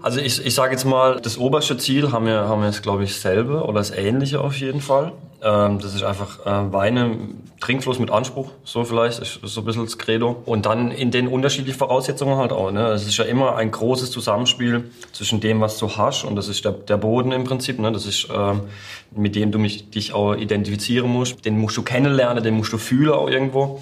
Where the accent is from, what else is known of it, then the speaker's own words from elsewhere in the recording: Baden-Württemberg, Germany; Winzergemeinschaft war bei uns in Baden ganz, ganz wichtig